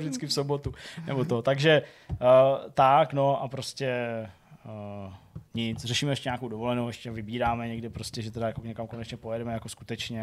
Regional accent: Plzeň, Plzeň Region, Czechia; u nás v Plzni

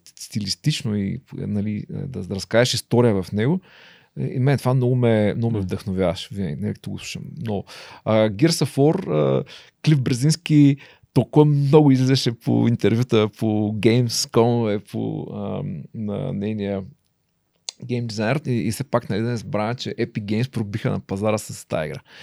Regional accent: Ruse, Ruse Province, Bulgaria; съм от Русе

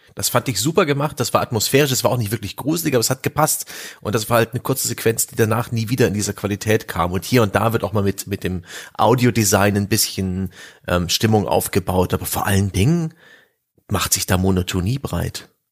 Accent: East Germany, Germany; ich bin ja im Osten groß geworden

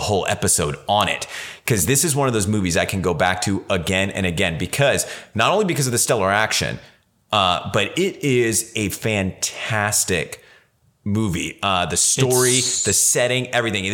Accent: Central Valley, California, United States; where I grew up in the Central Valley, California

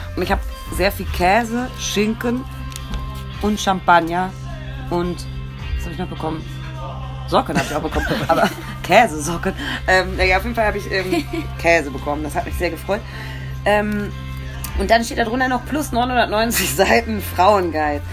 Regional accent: Ruhr area, North Rhine-Westphalia, Germany; Ich komme aus dem Ruhrgebiet

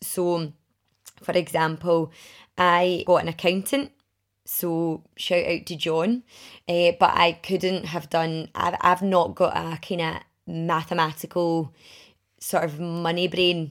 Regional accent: Milngavie, Scotland, United Kingdom; also born or lived in Glasgow / Edinburgh; I grew up in Mulgye

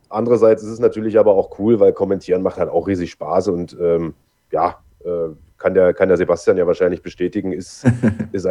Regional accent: East Germany, Germany; ich komme ja irgendwie aus dem Osten und ich sage mal, das, das hörst du natürlich auch oder hat man damals noch extrem stark gehört und ich musste erstmal irgendwie eine Zeit lang dran arbeiten, äh, diesen Dialekt rauszukriegen

